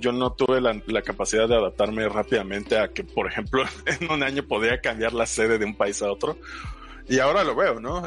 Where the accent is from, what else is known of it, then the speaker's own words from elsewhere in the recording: Mexico; como muchos mexicanos